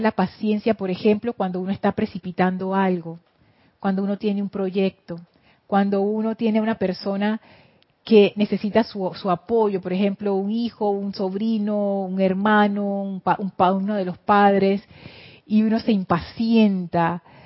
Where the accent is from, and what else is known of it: Panama; accent: Panamanian English